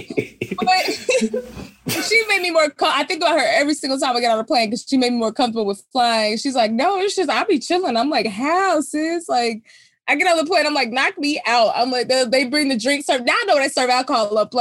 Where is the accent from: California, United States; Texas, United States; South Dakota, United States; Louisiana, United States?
Texas, United States; I'm from Texas, so you know we got the Texas State Fair